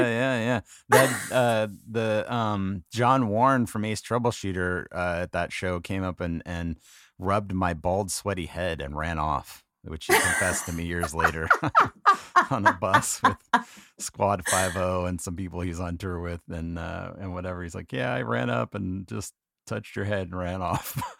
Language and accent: English; San Diego, California, United States; moved away; it was good to be back in my hometown where I went to junior high and high school